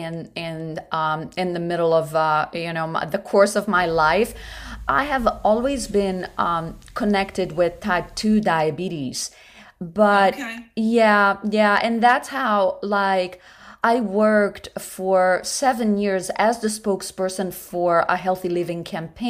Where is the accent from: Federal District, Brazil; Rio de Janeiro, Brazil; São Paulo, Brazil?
Rio de Janeiro, Brazil; moved away as an adult; also born or lived in New York City; now in United States; I grew up in Brazil, in Rio de Janeiro, which is right on the beach